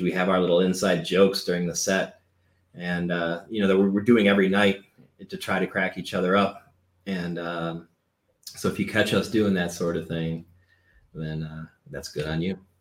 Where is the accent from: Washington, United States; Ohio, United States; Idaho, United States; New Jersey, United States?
Ohio, United States; Cleveland; We're from Cleveland